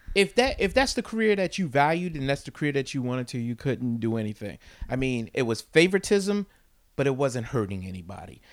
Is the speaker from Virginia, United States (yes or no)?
no; East Orange, New Jersey, United States; I grew up in East Orange and I worked for that city